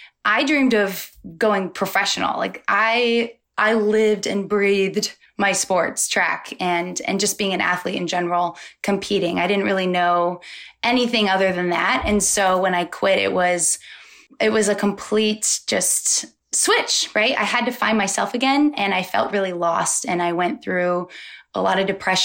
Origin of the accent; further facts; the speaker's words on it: Molalla, Oregon, United States; I'm from Portland, Oregon, but I'm actually from a small town about 40 minutes south of Portland. It's called Molalla. It's a really small country town. And I grew up in the boonies outside of Molalla